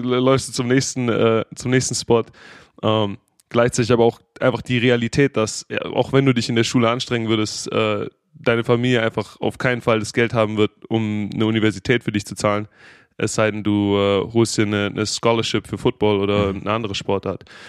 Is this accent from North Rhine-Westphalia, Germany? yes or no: no; Stuttgart, Baden-Württemberg, Germany; accent: Swabian; also born or lived in Jacksonville, Florida; now in United States; ich bin in Stuttgart geboren, äh, in Stuttgart aufgewachsen